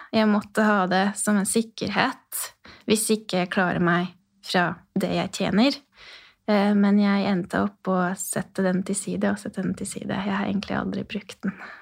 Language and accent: Norwegian; Odorheiu Secuiesc, Harghita County, Romania; Norwegian is a second language; moved away as an adult; now in Rena, Norway; Jeg er født i Sekaudvarhei, som er ca. midt i Romania, eh, og en ungarsk bu eh, på grunn av historie